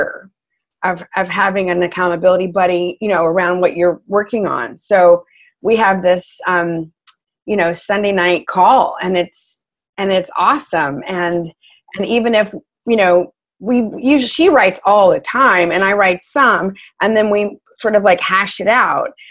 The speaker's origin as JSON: {"language": "English", "region": "Texas", "country": "United States", "also_born_or_lived": "New York City", "moved": "yes", "said": "We're both from Texas"}